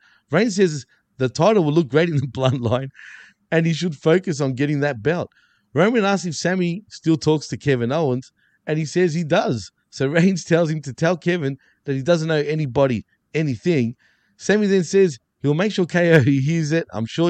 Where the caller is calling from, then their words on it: Montreal, Quebec, Canada; you can see I'm coming live from Montreal as we speak.